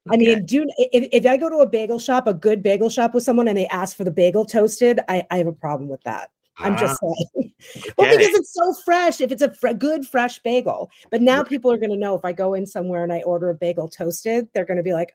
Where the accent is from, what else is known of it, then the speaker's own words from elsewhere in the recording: New York City, New York, United States; moved away; I'm from New York City originally.